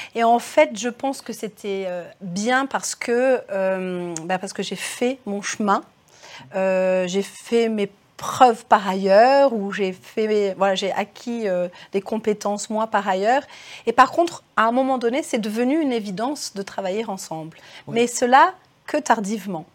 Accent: Cré, Auvergne-Rhône-Alpes, France; je suis née à Cré. J'étais bah, d'une famille d'agriculteurs de par mon papa

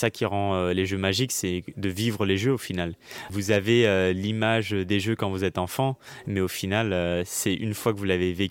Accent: New York, United States; Du coup, j'ai grandi aux États-Unis à New York.

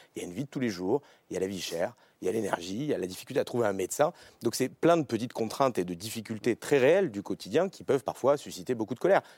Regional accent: Beauce, Centre-Val de Loire, France; je viens de Beauce

